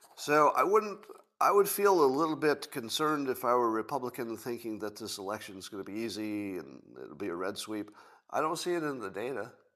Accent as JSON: {"language": "English", "country": "United States", "said": "I'm an American"}